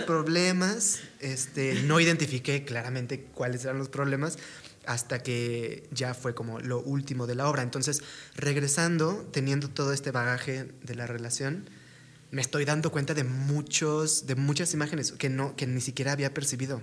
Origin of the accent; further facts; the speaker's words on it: Torreón, Coahuila, Mexico; somos de, de Torreón